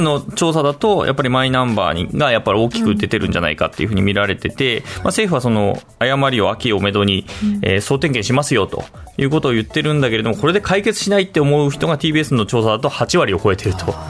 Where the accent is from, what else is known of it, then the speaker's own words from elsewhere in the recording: Aizu, Fukushima, Japan; 私は会津出身